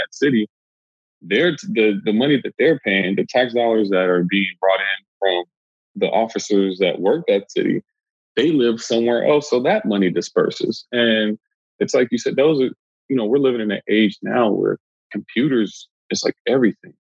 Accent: Los Angeles, California, United States; I'm from South Central

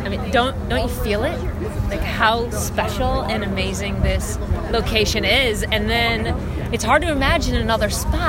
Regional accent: Kansas City, Missouri, United States; I mean, for me too, growing up in Kansas City, the idea of a downtown stadium was just, you know, so important

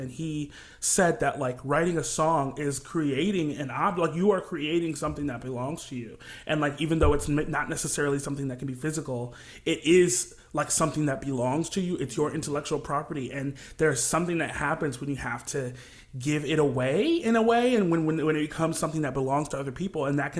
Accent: Kalamazoo, Michigan, United States; now in New York, United States; I'm a Midwest boy, corn-fed through and through, and I'm from a small town called Kalamazoo, Michigan. It's a very homey, kind of liberal, artsy town, right there, smack dab in the middle of Michigan, pretty much, and I grew up kind of in church singing

